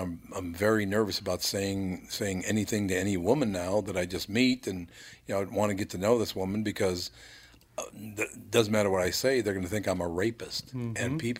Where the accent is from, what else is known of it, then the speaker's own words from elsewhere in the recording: Minneapolis, Minnesota, United States; When I grew up in North Minneapolis, the Jewish families were funny as hell.